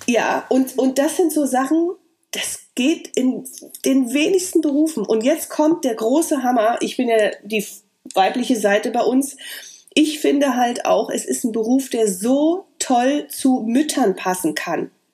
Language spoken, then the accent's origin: German; Weißwasser, Saxony, Germany; moved away; Ich komme aus Weißwasser, das ist in der Nähe von Cottbus. Jetzt ist es Sachsen.